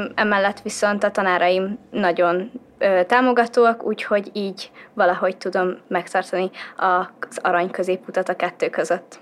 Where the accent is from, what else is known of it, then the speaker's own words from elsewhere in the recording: Hungary; a szülőhazámban azokon a dolgokon, amiket én most úgy látok, hogy változást igényelnek, hozzátegyek és változtassak